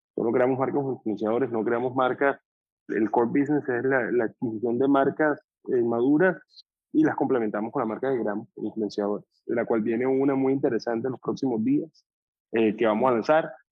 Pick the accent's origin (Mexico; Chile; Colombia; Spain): Colombia; moved away as an adult; also born or lived in Boston / Miami; nosotros tenemos 32 años, somos colombianos, estudiamos en Boston